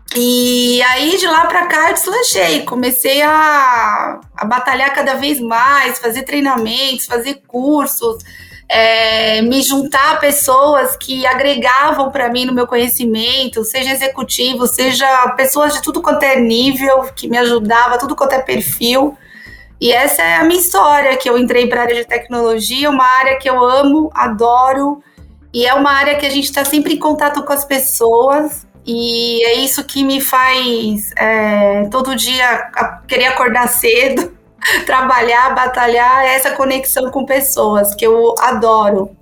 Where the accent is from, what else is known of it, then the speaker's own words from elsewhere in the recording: São Paulo, Brazil; nasci em São Paulo